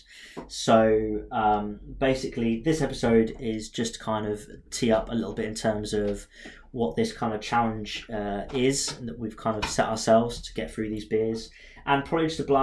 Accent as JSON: {"language": "English", "region": "England", "country": "United Kingdom", "said": "being English"}